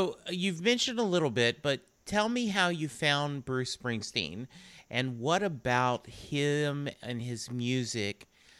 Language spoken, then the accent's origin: English; England, United Kingdom; I speak no other language. You know, I am English.